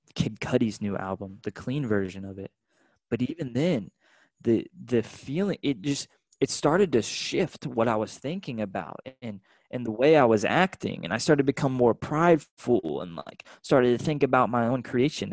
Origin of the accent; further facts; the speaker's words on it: Austin, Texas, United States; I'm from Austin, Texas, you know, this super artistic place.